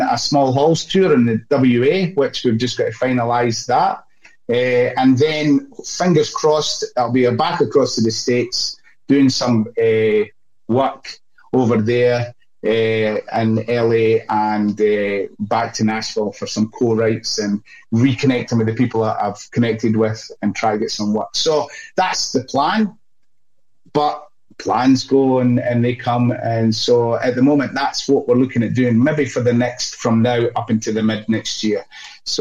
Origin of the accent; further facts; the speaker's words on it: Scotland, United Kingdom; now in Australia; I'm Scottish